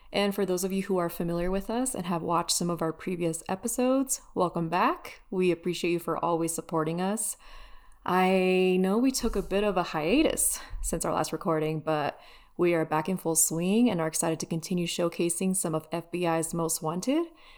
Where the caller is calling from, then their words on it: Denver, Colorado, United States; Denver, base capital.